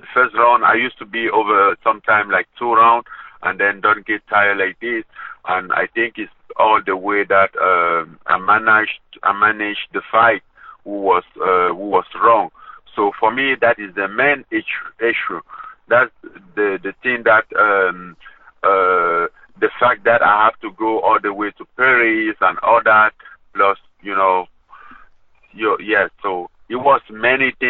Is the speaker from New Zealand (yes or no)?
no; Cameroon; moved away; my hometown, my Cameroon